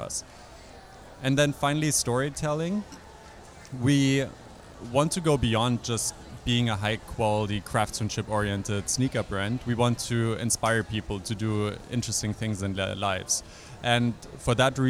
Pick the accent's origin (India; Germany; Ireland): Germany; moved away as an adult; also born or lived in Europe; now in United States; I grew up in Germany and in a couple of other places in Europe